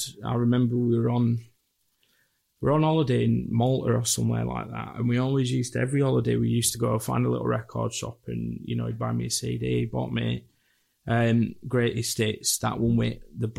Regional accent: Leeds, Yorkshire and the Humber, United Kingdom; also born or lived in Bradford; Grew up in Bradford and Leeds. Never moved out of Bradford or Leeds, just always been here.

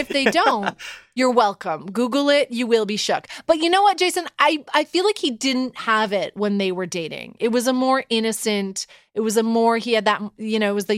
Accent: Canada; I speak as a Canadian

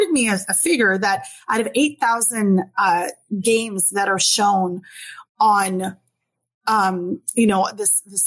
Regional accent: Halifax, Nova Scotia, Canada; moved away; I'm from Halifax originally

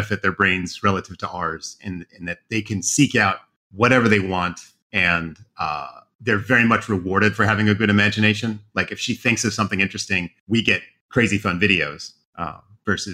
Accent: Oregon, United States; moved away as an adult; also born or lived in Idaho; I grew up in Oregon

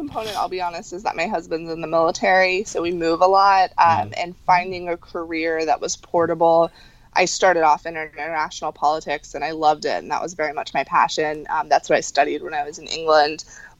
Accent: Cuba; So I think as a Cuban, you could probably identify that this was not necessarily the path that my family thought I was going down.

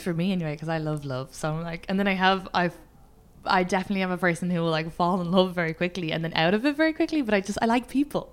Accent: Ireland; moved away; I'm Irish

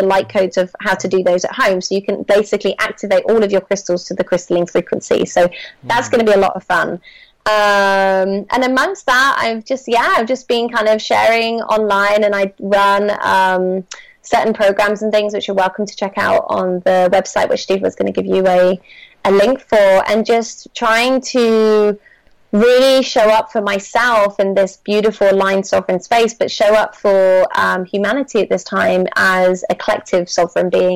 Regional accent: Bristol, South West England, United Kingdom; moved away as an adult; I've just recently returned to my hometown of Bristol for the summer

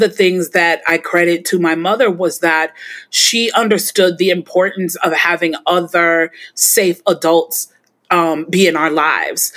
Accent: Chicago, Illinois, United States; my house where I grew up in Chicago

